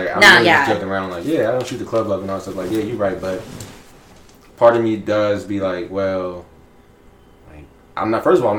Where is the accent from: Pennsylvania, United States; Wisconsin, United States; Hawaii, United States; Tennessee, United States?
Pennsylvania, United States; Pittsburgh; Well, I ain't from here, so I'm from Pittsburgh.